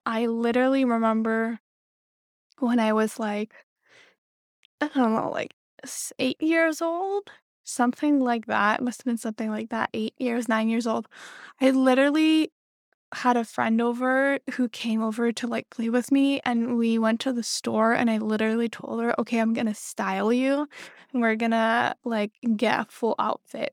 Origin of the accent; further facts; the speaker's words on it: Belgium; moved away as an adult; now in New York City, United States; I was born and raised in Belgium